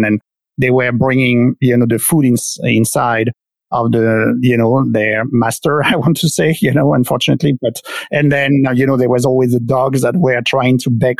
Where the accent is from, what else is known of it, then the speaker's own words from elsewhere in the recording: near Paris, Île-de-France, France; moved away as an adult; also born or lived in Nice, France; France? Yeah, I lived 38 years there. So that's where I was born and grew up.